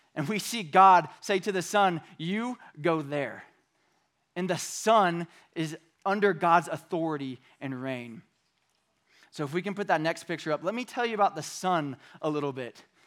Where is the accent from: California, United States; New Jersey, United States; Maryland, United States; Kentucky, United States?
California, United States; Bakersfield; moved away; I was from Bakersfield when I was in junior high and high school